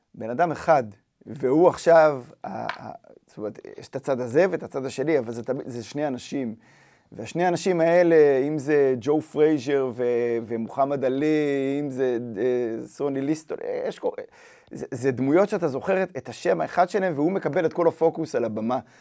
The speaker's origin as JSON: {"language": "Hebrew", "town": "Even Yehuda", "region": "Central District", "country": "Israel", "tie": "born or raised there", "said": "אני גדלתי באבן יהודה"}